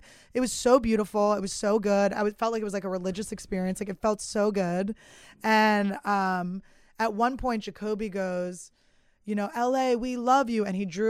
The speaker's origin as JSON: {"language": "English", "town": "Philadelphia", "region": "Pennsylvania", "country": "United States", "said": "I'm from Philly"}